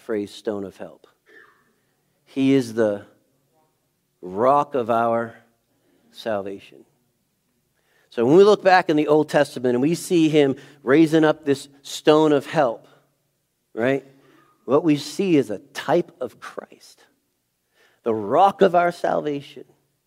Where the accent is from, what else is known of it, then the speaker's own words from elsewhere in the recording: New England, United States; I'm from New England